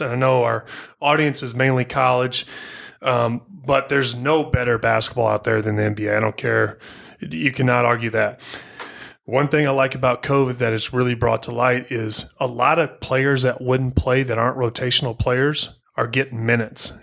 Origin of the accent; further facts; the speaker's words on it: Missouri, United States; I'm from Missouri, family in Kansas City